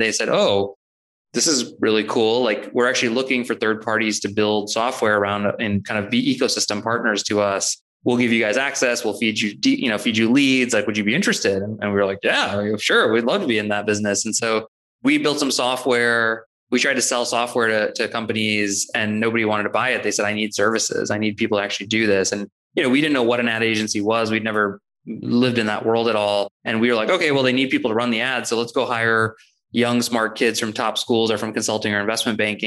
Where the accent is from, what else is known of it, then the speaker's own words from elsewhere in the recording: St. Louis, Missouri, United States; I was born and raised in St. Louis